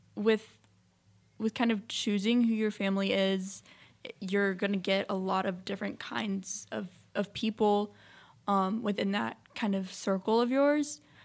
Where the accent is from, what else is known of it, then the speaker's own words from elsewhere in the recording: Memphis, Tennessee, United States; I was born in Memphis, Tennessee.